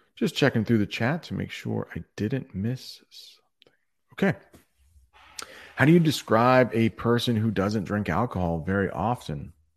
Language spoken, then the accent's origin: English; United States; as an American